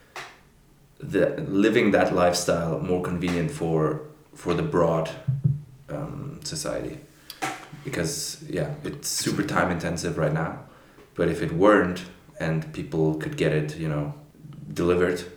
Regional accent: Brazil; moved away; I was born in Brazil

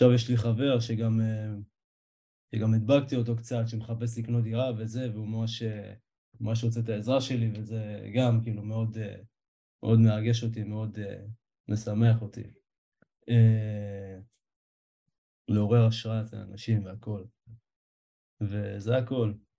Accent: Petah Tikva, Central District, Israel; חזרתי לעיר מולדתי, פתח תקווה

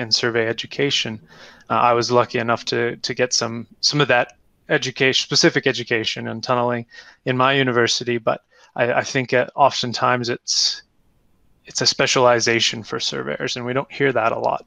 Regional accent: Canada; moved away; I'm originally from Canada

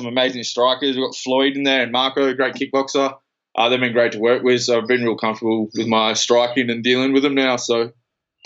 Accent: Perth, Western Australia, Australia; moved away; also born or lived in Queensland; I'm originally from Perth and my family's over here and everything, so I've moved back to be close with my family

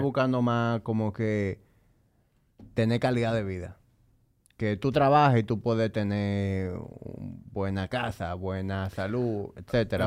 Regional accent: Dominican Republic; yo amo mi país, yo a veces me siento orgulloso de ser dominicano

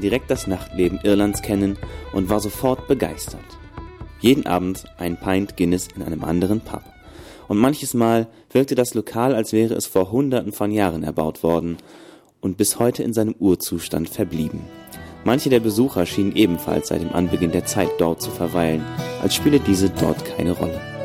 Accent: East Frisia, Lower Saxony, Germany; aus meiner Heimat im Herzen Ostfrieslands

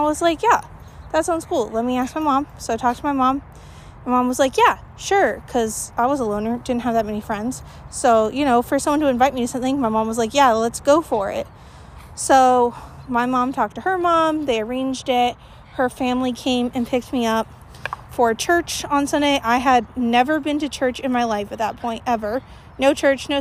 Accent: Gilbert, Arizona, United States; I grew up in Gilbert, Arizona, which has an extremely high Mormon population

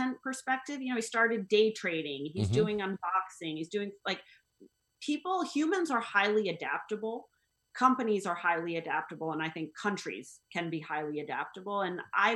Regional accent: United States; I'm an American

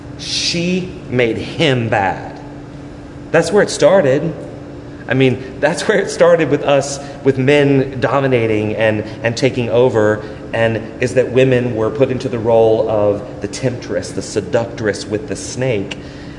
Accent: New York City, New York, United States; Because look, I mean, I grew up in New York. Donald Trump went to my church.

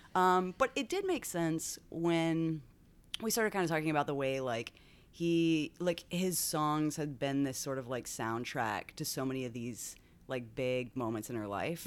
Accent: Tomball, Texas, United States; moved away as an adult; also born or lived in Dallas, Texas; now in Washington, D.C., United States; I was born in Tomball, Texas. Okay. Which is a little outside of Houston. And then right before high school, we moved to the Dallas area

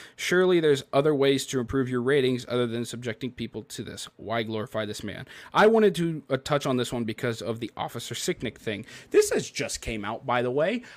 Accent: Memphis, Tennessee, United States; I'm from Memphis.

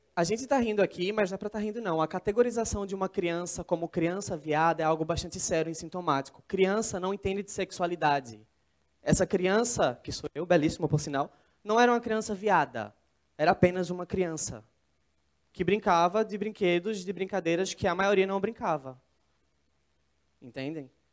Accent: interior of São Paulo, Brazil; moved away as an adult; now in Recife, Brazil; sou de São Paulo, mas cresci no interior e eu moro em Recife há quatro anos

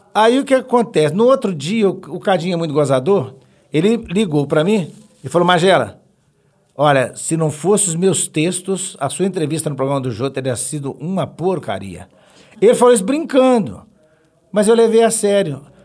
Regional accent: Belo Horizonte, Minas Gerais, Brazil; eu, eu, sou mineirinho, mineirinho, graças a Deus, eu, tenho, eu sou o único de Belo Horizonte. O resto lá de casa é, é, é tudo mineiro também, mas em Tabira, Jabuticatuba, tudo espalhado. Eu sou de Venda Nova

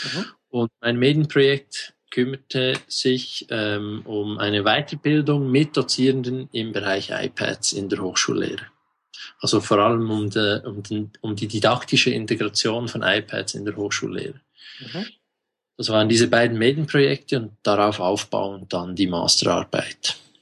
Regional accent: Switzerland; accent: Swiss; Ich bin aus der Schweiz, wie man unschwer an meinem Dialekt feststellen kann.

